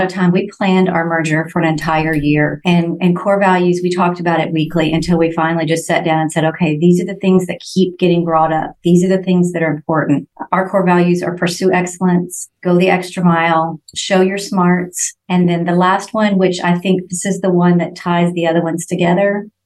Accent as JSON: {"language": "English", "region": "Texas", "country": "United States", "said": "we're from Texas"}